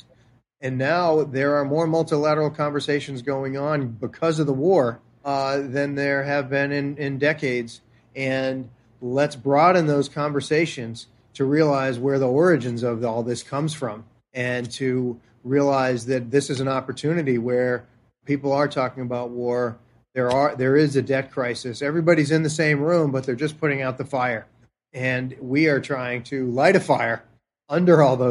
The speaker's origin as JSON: {"language": "English", "country": "United States", "said": "I'm the American of these two authors, and as an American"}